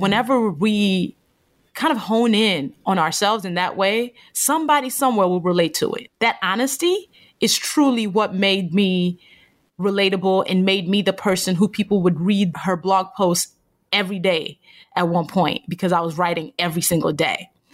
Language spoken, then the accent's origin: English; Nigeria; a Black woman from Nigeria, 'cause I was born in Nigeria